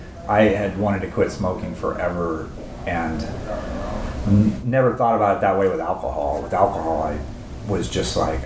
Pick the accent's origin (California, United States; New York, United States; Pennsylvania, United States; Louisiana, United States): California, United States; Inland Empire; I grew up in the Inland Empire.